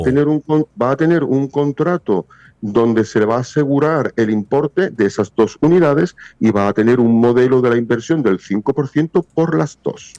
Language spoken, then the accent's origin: Spanish; Spain; moved away as an adult; now in Punta Cana, Dominican Republic; soy español